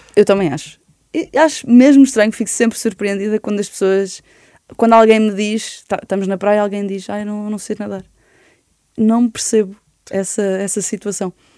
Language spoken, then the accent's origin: Portuguese; Oeiras, Lisbon, Portugal; also born or lived in Belas / Benfica, Lisbon; now in Lisbon, Portugal; E depois vivi três anos em Belas, depois fui para Oeiras e fiquei em Oeiras uh, barra Porto Salvo